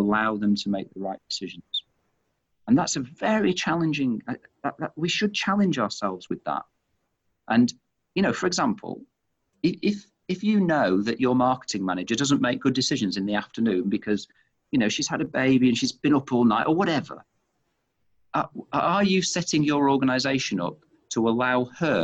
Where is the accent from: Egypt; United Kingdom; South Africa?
United Kingdom; Manchester, North West England; moved away as an adult; now in Australia; you can tell from my accent, of course, and I've mentioned I'm from Manchester